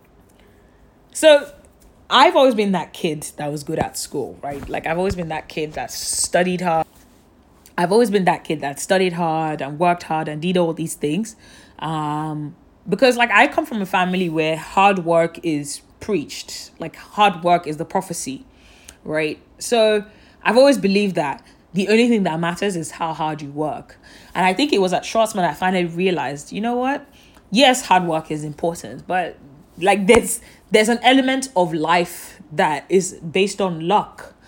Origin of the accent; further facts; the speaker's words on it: Nigeria; moved away; also born or lived in London; I'm Nigerian, my family's in Nigeria, my family's in London